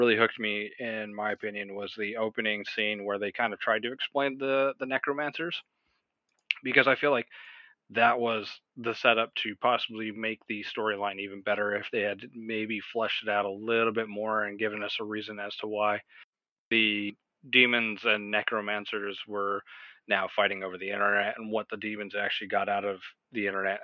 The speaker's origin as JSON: {"language": "English", "country": "United States", "said": "as an American"}